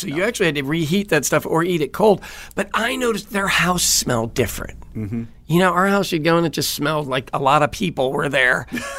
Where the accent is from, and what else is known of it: Kansas City, United States; born or raised there